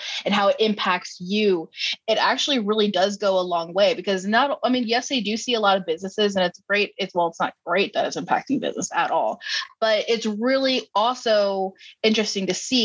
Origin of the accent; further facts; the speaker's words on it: Texas, United States; as a Texan and as somebody who was also in the industry